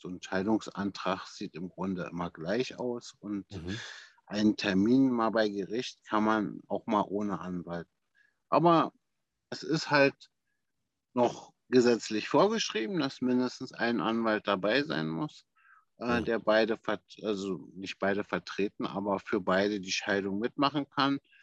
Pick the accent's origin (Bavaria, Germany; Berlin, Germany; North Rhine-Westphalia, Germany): Berlin, Germany; ich selbst bin, äh, wie gesagt, ein waschechter Berliner